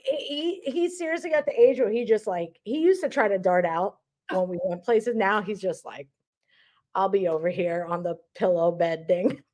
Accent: New York City, New York, United States; moved away as an adult; now in Charlotte, United States; I grew up in New York City

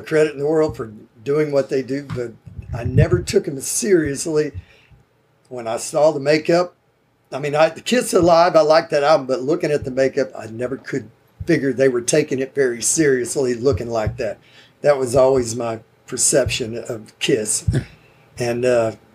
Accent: University Park, Texas, United States; also born or lived in Garland, Texas; I was born in Garland, and they moved me over to the Park Cities, Highland Park High School.

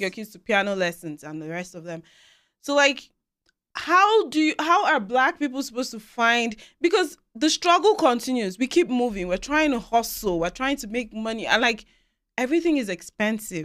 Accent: Nigeria; moved away as an adult; now in Canada; where we're coming from, I speak as a Nigerian

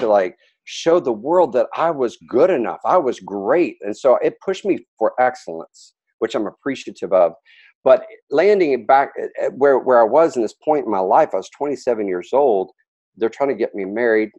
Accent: Dallas, Texas, United States; moved away as an adult; I was raised in Dallas

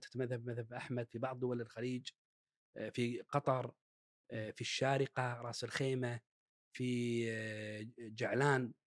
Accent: Kuwait; اللي عندنا بالكويت

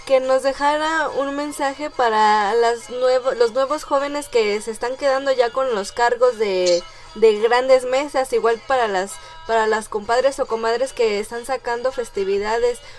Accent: Querétaro, Mexico; Y soy de Querétaro. ay, él es Dios comadre, aquí también soy queretana

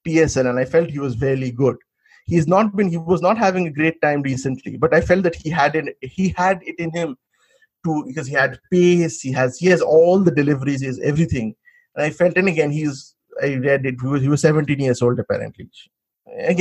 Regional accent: India; as an Indian fan

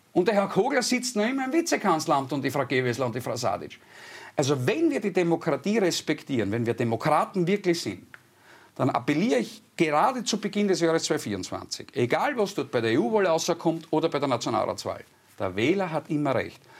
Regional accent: Styria, Austria; bei uns in der Steiermark, ich wohne im ländlichen Raum mit meinem äh, Wochenendhaus

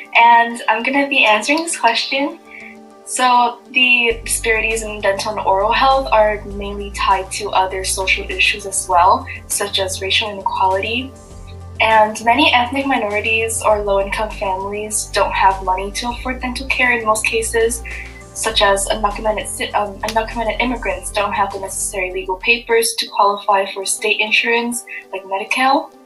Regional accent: Vietnam; moved away; when I was growing up in Vietnam

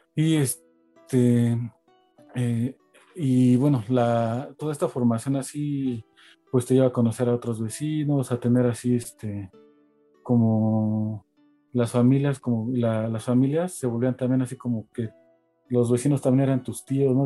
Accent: Mexico City, Mexico; crecí aquí en Iztapalapa, eh, cerca en el Cerro de la Estrella.

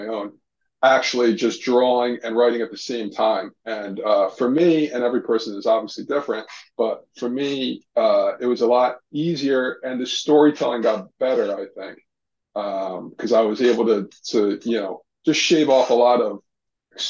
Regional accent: West Trenton, New Jersey, United States; I grew up in West Trenton in New Jersey

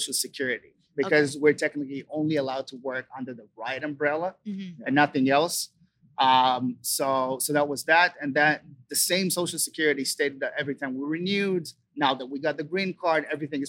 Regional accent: Israel; moved away as an adult; now in Los Angeles, United States; we grew up in Israel in the suburbs, like in a village.

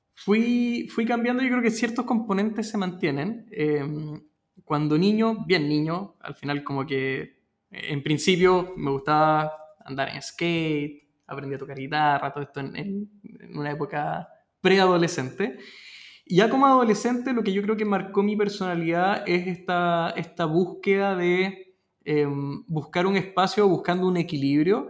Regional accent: Peru; now in Chile; mi familia es peruana, yo nací en Perú y llegué a Chile.

